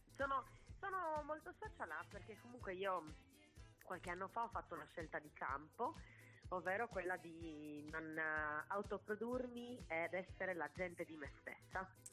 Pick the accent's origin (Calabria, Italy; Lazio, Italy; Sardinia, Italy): Sardinia, Italy; moved away as an adult; also born or lived in Bologna / Barcelona / New York; vengo da un'isola meravigliosa, ma è un'isola